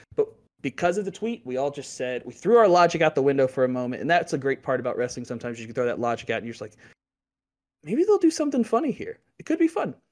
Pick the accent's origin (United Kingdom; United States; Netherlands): United States; Louisville, Kentucky; I grew up in Louisville, Kentucky, home of O V